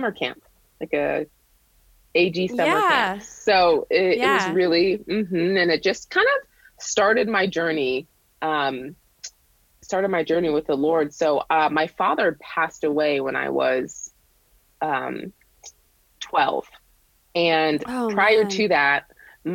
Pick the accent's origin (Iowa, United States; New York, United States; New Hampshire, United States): New Hampshire, United States; also born or lived in Boston, Massachusetts; I was born in Boston, but I grew up in New Hampshire, super rural.